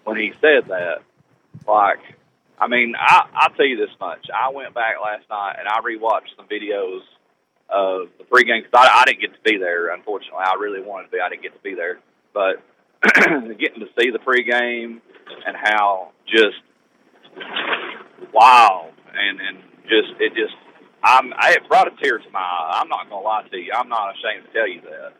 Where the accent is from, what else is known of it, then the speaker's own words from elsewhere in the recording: Southeast Kentucky, United States; I was born in Southeast Kentucky